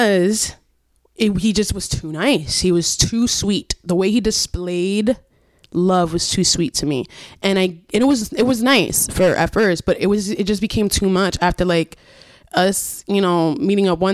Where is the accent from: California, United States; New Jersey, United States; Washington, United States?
New Jersey, United States; Paterson; I grew up in Patterson